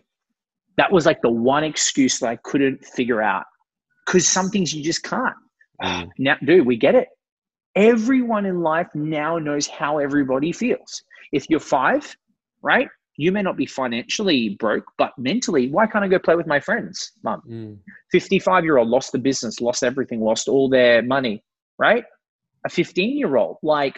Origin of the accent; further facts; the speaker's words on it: Brisbane, Queensland, Australia; I'm 32 from Brisbane, Australia